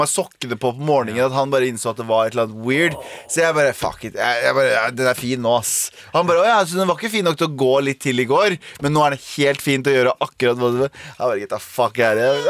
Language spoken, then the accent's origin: Norwegian; Mysen, Østfold, Norway; now in Oslo, Norway; jeg har foreldrene mine bor i Mysen, der jeg vokste opp